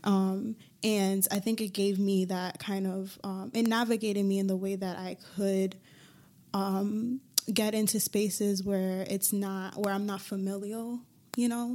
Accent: Hartford, Connecticut, United States; I grew up in Hartford

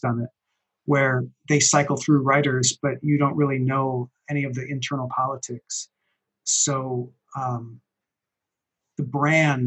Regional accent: Minneapolis, Minnesota, United States; moved away; I moved away from Minneapolis, where I knew him, where we went to school together

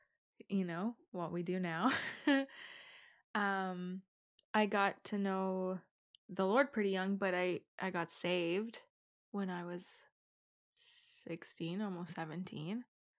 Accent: Ireland; also born or lived in Romania; now in Canada; Born in Romania, raised in Ireland. I feel like every time we have this conversation with people, it gets so complicated because we've moved so many times.

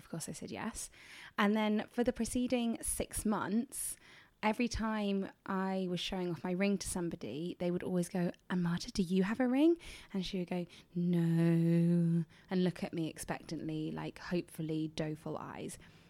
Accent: England, United Kingdom; I'm from England.

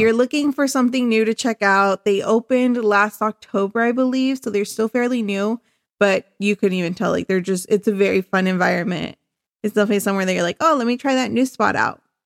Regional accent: Chula Vista, California, United States; I am from Chula Vista originally.

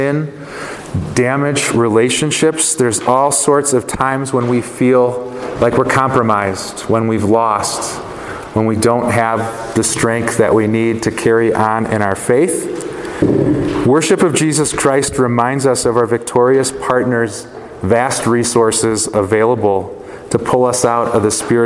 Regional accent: Chicago, Illinois, United States; I grew up in Chicago

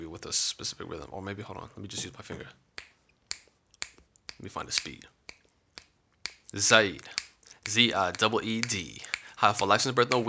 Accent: Florida, United States; I'm 9 years old, living in Florida.

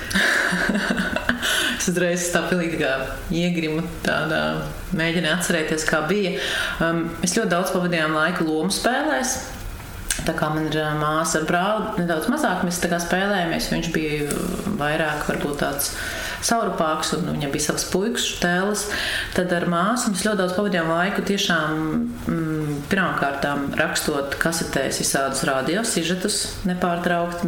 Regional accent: Langstiņi, Latvia; also born or lived in Riga / Carnikava; Es esmu dzimusi Rīgā un augusi esmu pierīgā

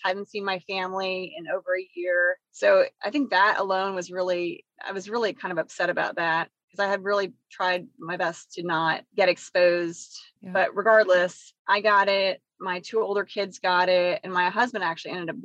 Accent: New York, United States; now in Charlotte, United States; I hail from New York

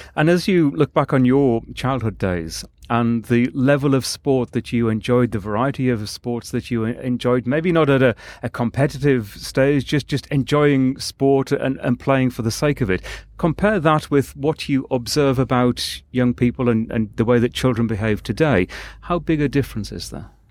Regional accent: England, United Kingdom; I'm from England

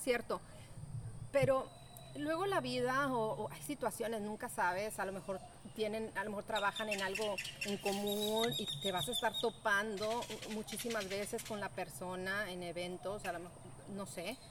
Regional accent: Mexico; estamos pensando como mexicanos

